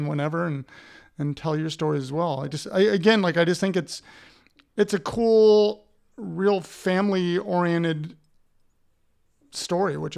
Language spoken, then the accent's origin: English; Columbus, Ohio, United States; I'm from Columbus, yeah. Ohio